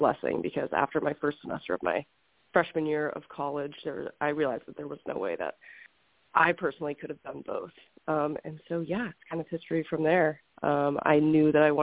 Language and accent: English; Houston, Texas, United States; moved away as an adult; now in Scottsdale, United States; I grew up in Houston, Texas, pretty much in the heart of the city